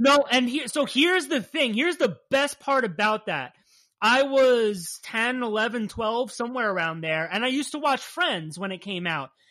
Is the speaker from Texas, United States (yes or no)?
no; New Jersey, United States; We're from Jersey